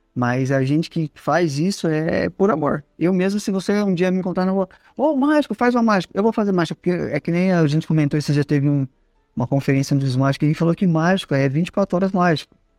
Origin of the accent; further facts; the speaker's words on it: São Paulo, Brazil; moved away as an adult; also born or lived in Curitiba; now in São José dos Pinhais, Brazil; E eu sou de São Paulo, né? Vai fazer 17, quase 18 anos que eu tô morando em Curitiba